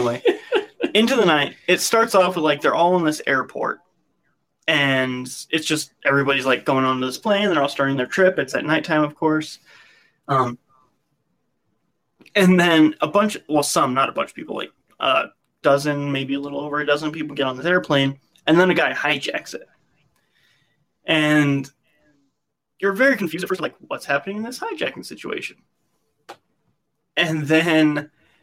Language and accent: English; United States; as an American